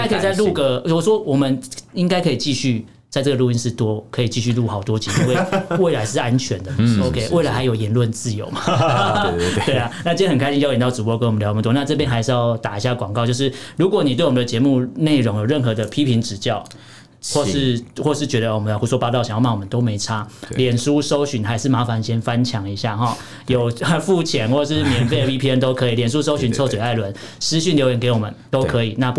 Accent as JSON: {"language": "Chinese", "country": "Taiwan", "said": "我们台湾也不缺语言人才嘛。"}